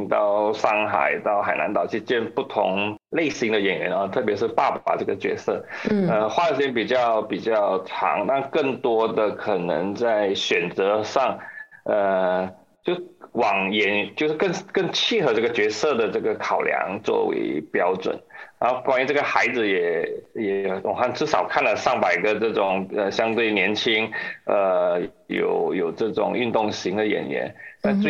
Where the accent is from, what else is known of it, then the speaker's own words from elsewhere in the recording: Malaysia; 我们马来西亚人还是有一点点优势，因为我们懂的语言相对可能比较多